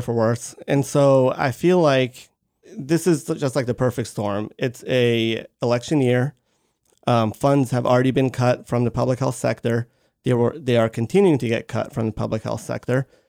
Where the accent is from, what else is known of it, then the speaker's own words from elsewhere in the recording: Baltimore, Maryland, United States; moved away; also born or lived in Georgia; I am originally from Maryland, from Baltimore, Maryland